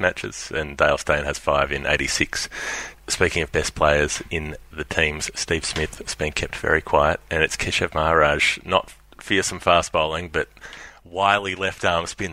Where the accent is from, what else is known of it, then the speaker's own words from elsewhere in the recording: Melbourne, Victoria, Australia; We're both from Melbourne